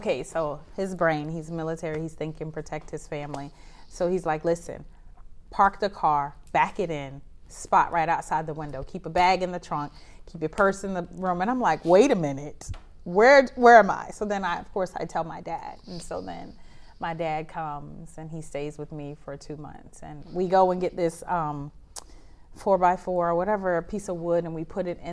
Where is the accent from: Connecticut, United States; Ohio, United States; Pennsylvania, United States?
Pennsylvania, United States; Philadelphia; moved away as an adult; now in Japan; I am from Philadelphia